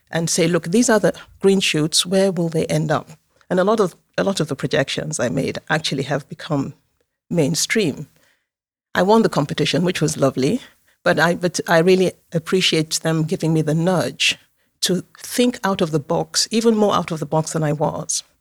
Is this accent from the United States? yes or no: no; Nigeria; also born or lived in Moscow, Russia; I was born in Moscow, in the US, former USSR. My parents were diplomats. I um, lived everywhere, and um, finally went to uh, the final years of my secondary school and university in Nigeria.